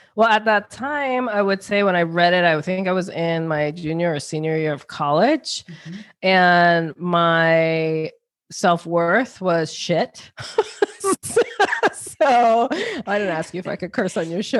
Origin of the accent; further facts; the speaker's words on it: New York, United States; also born or lived in New Jersey; now in Connecticut, United States; born in New Jersey, grew up in New York